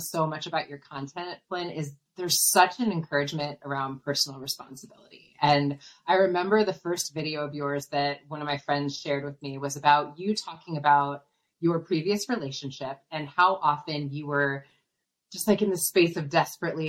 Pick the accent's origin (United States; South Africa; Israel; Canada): United States; Midwest; I'm from the Midwest, and I think Midwesterners are very like, there's a sorry after everything